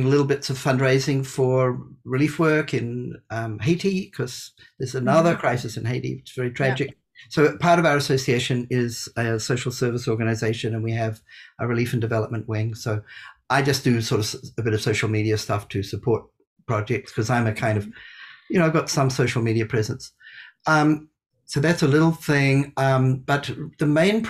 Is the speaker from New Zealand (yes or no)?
yes; New Zealand; moved away as an adult; also born or lived in India; I grew up in New Zealand